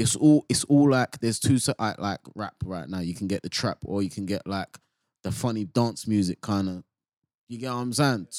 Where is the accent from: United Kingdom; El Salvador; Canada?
United Kingdom; England; We're from England, so we've all grown up to jungle and garage, and it's a certain speed.